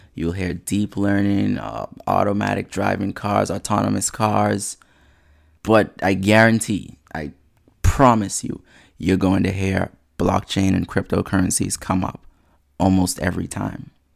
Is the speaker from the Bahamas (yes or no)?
yes; Nassau, New Providence, Bahamas; now in United States; Bahamas born, bred, and cadet.